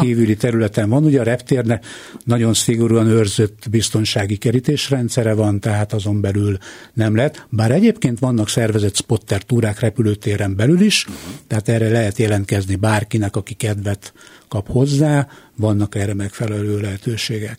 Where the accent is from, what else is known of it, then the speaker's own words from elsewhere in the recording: Hungary; A repülőtér mellett lakom a mai napig, ott is születtem